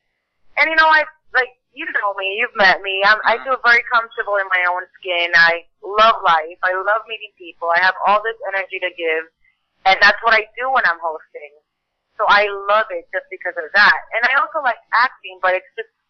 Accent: Puerto Rico; moved away as an adult; also born or lived in Boston; now in Los Angeles, United States; I was born and raised in Puerto Rico

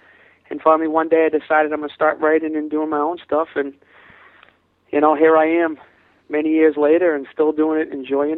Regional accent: Boston, Massachusetts, United States; And myself and my sister, growing up in Boston, the city, we really got attracted to this cause called Peace Boston.

